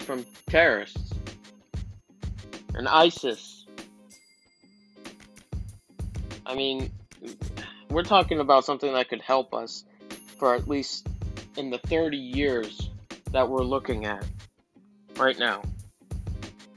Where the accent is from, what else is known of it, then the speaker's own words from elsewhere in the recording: Florida, United States; I'm from Florida, so this is a Republican state